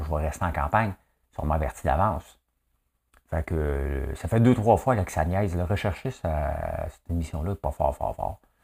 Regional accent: Quebec, Canada

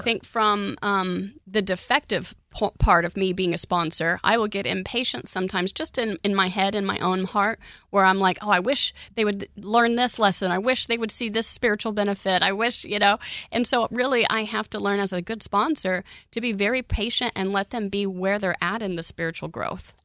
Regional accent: Oklahoma, United States; now in Houston, United States; I grew up in Oklahoma

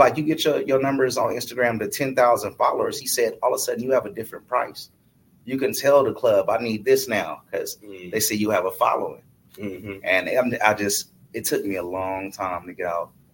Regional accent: Oakland, California, United States; also born or lived in Sacramento; Oakland is my home city. That's my hometown

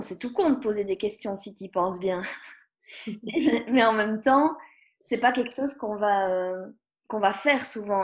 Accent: Belgium; je suis belge

